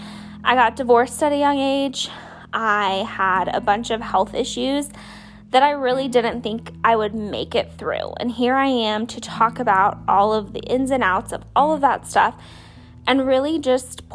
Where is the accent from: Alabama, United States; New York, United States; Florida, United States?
Florida, United States; Bradenton; also born or lived in Slidell, Louisiana; I was born and raised in Bradenton, Florida, and I moved to Slidell, Louisiana when I was in the 3rd grade, I think. And then I moved back to what's like Central Florida in 7th grade